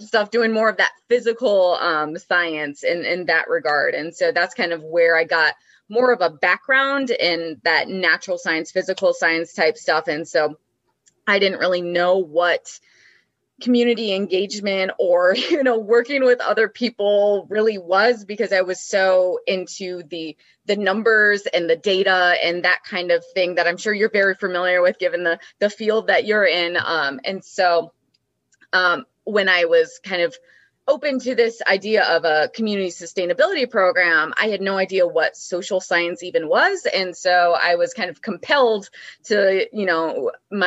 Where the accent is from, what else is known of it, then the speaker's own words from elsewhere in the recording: Mount Vernon, Washington, United States; now in Michigan, United States; I was born and raised in Mount Vernon, Washington, which is about like an hour north of Seattle